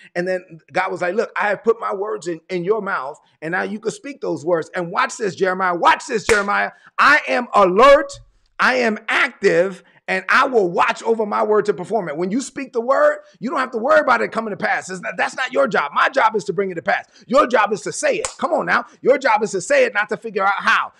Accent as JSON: {"language": "English", "town": "New York City", "region": "New York", "country": "United States", "moved": "yes", "said": "I'm from Brooklyn"}